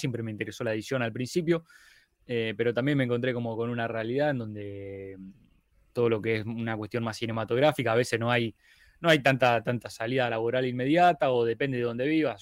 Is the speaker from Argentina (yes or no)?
yes; Rosario, Santa Fe, Argentina; soy de Rosario, Argentina